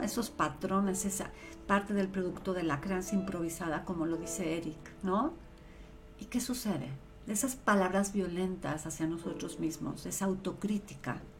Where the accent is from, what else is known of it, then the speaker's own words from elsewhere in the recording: Mexico; yo soy mexicana 100% hecha en México y vivo en México, he vivido toda mi vida